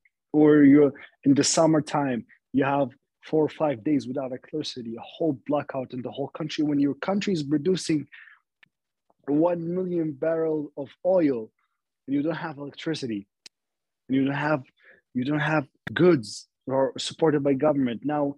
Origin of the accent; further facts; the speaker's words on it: Libya; also born or lived in Sirte, Libya / Tripoli, Libya; for us Libyans